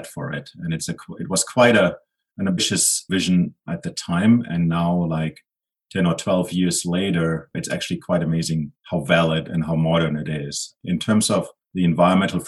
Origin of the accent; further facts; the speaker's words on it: Germany; now in Edmonton, Canada; Originally, I'm from Germany.